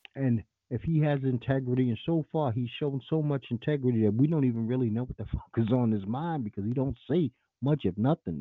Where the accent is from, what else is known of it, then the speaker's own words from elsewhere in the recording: New York City, New York, United States; I grew up in the heart of the Giuliani administration in NYC I'm from Bed-Stuy, Brooklyn